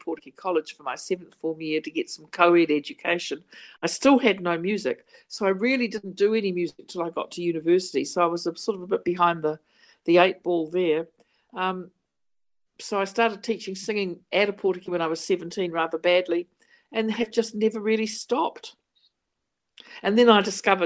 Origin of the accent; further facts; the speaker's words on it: England, United Kingdom; moved away; I was born in England, brought up in England